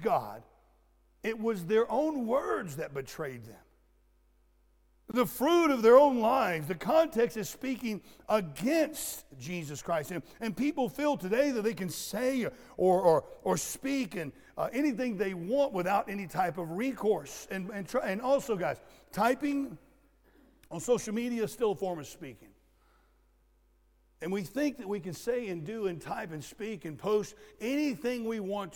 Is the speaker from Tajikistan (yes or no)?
no; Florida, United States; I was raised in Florida, and we had orange groves all over the place